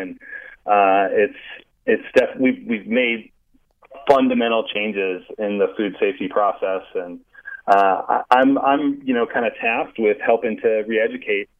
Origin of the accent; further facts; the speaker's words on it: Kansas City, Kansas, United States; That's my hometown